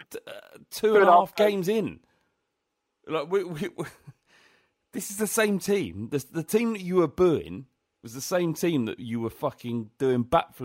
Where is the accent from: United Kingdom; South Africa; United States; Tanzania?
United Kingdom; London; we're from London.